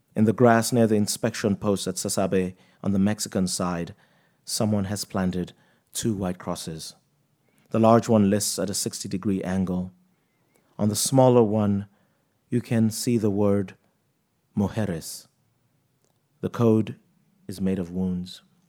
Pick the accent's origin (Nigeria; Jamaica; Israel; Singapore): Nigeria; also born or lived in United States; now in New York City, United States; I grew up in Nigeria and I had a happy childhood